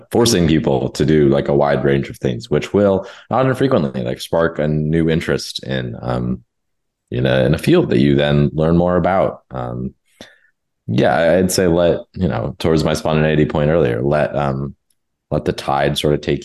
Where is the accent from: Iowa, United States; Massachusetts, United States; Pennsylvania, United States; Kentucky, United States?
Massachusetts, United States; Boston; moved away as an adult; now in Chicago, United States; I'm from Boston